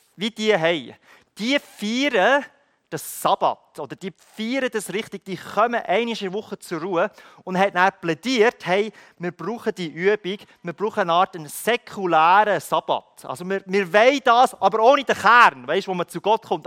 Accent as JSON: {"language": "German", "country": "Switzerland", "said": "ich als Schweizer"}